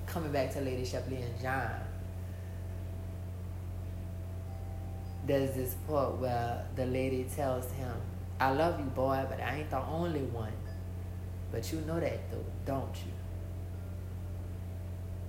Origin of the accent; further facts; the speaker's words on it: New Orleans, Louisiana, United States; I'm from New Orleans, I'm from Bobancha, so it's not like a New York